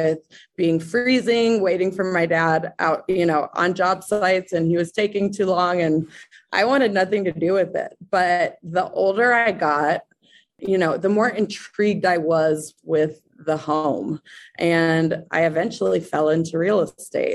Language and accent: English; Breckenridge, Colorado, United States; now in Denver, United States; I am from Breckenridge, Colorado. I currently live in Denver, Colorado